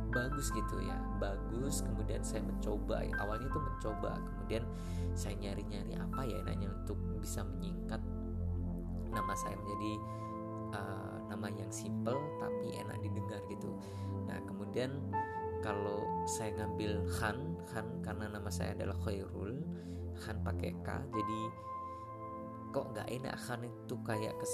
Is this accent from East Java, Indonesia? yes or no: yes; Lamongan, East Java, Indonesia; now in Malang, Indonesia; kemudian saya ini berasal dari Lamongan Jawa Timur saya sudah tinggal di kota Malang sudah hampir uh, apa ya setengah dari umur saya ini saya habiskan uh, berada di Malang itu sendiri